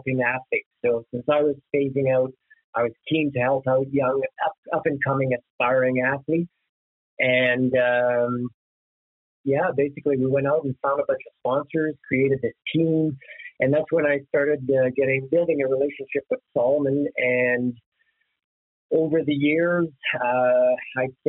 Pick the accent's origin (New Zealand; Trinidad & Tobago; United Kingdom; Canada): Canada; Sarsfield, Ontario; originally I'm from the Ottawa area, a little small town, very agricultural town of Sarsfield in Ontario